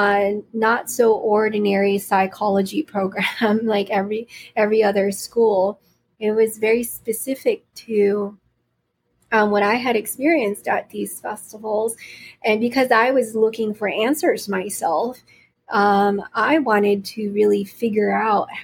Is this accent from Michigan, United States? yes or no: no; California, United States; also born or lived in Philippines; I was born in the Philippines and I grew up here in California